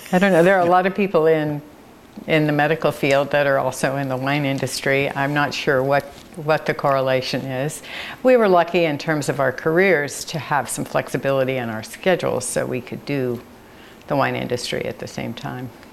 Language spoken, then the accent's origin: English; San Francisco, California, United States; now in Monroe, Oregon, United States; I grew up in San Francisco